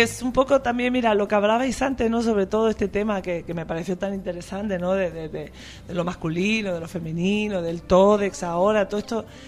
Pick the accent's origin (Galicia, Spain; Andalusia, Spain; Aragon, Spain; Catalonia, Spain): Andalusia, Spain; moved away as an adult; also born or lived in Madrid, Spain; now in Buenos Aires, Argentina; yo vivía en Madrid aunque soy andaluza, estuve casi 12 años viviendo en Madrid